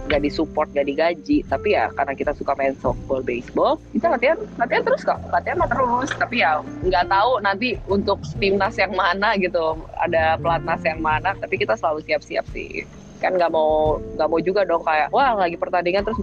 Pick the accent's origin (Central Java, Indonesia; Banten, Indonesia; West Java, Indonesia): Banten, Indonesia; South Tangerang; kalau gue kan dari Tangerang Selatan ya dan Banten